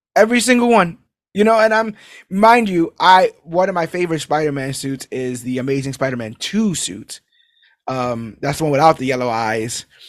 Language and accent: English; New York City, New York, United States; being a New Yorker